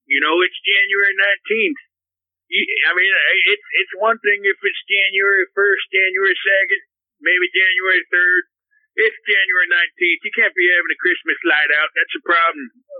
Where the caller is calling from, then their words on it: Naples, Florida, United States; Yes, Benny. I'm calling from Naples, Florida.